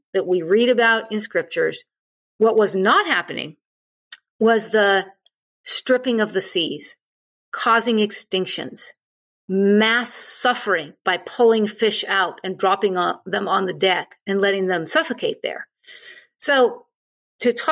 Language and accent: English; United States; I'm an American. I'm from the United States.